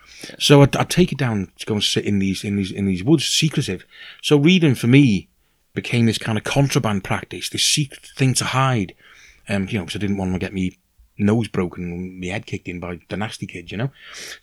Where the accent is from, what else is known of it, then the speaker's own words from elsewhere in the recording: Liverpool, North West England, United Kingdom; moved away; also born or lived in Aberystwyth; I was born in Liverpool, in something of a kind of white ghetto, really, you know. I mean, we weren't dirt poor at all, but we were, you know, working class